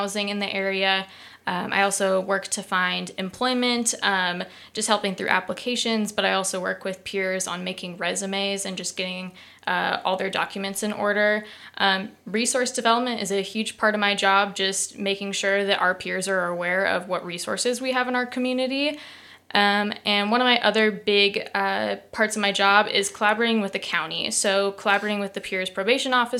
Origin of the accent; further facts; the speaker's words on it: Coeur d'Alene, Idaho, United States; moved away as an adult; now in Moscow, United States; So I'm originally from the Coeur d'Alene area. I moved to Moscow in 2019 to attend the University of Idaho.